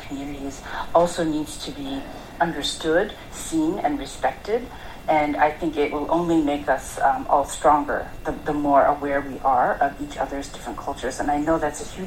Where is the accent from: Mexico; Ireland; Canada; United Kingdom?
Canada; I grew up in Canada, where in a small town